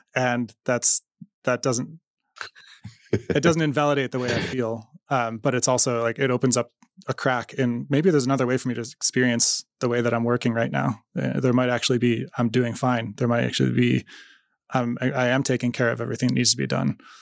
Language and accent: English; United States; I'm an American in Iran in two thousand fourteen.